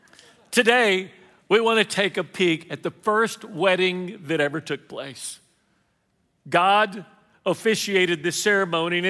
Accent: Houston, Texas, United States; now in Lafayette, United States; I am a Mexican from Lafayette, originally from Houston

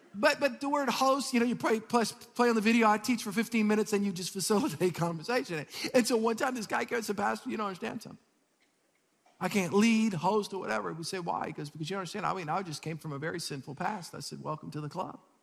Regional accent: South Louisiana, United States; I'm from South Louisiana.

